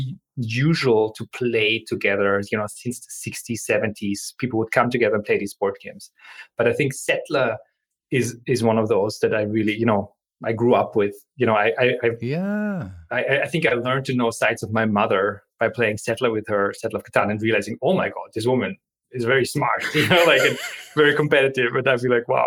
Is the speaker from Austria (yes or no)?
yes; Austria; moved away; I come from Austria, so German board games are a big part of our tradition. We grow up playing with each other.